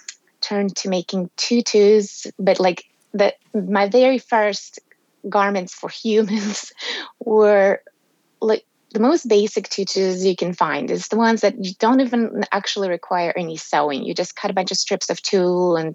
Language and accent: English; Russia; moved away as an adult; also born or lived in Texas, United States; now in Tennessee, United States; growing up in Soviet Union and post-Soviet Russia